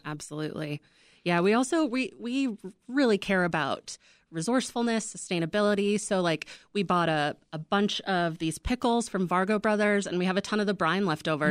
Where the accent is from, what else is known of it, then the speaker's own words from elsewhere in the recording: Midwest, United States; also born or lived in Salt Lake City; now in Chicago, United States; we're both from the Midwest. We're both from small Midwestern towns